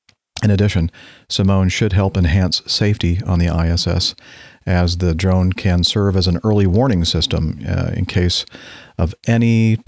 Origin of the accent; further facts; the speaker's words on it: Minneapolis, Minnesota, United States; For myself, growing up in the Minneapolis area and a son of a current pilot at Acme Regional